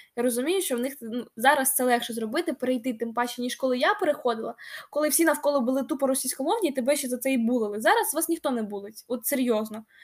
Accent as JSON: {"language": "Ukrainian", "town": "Kharkiv", "region": "Kharkiv Oblast", "country": "Ukraine", "tie": "born or raised there", "also_born_or_lived": "Kyiv", "second_language": "Ukrainian", "said": "я харків'янка."}